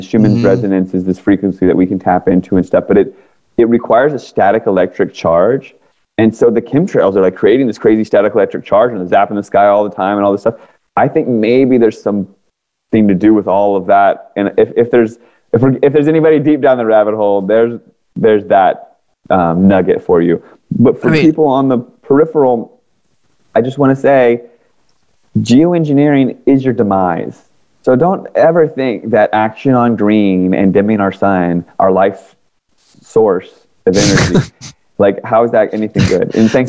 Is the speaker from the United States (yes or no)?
yes; Washington, District of Columbia, United States; because I grew up in Washington, D.C. area. All my friends ended up working for Booz Allen Hamilton, Northrop Grumman, all these government contractors. Mm-hmm. I moved to California.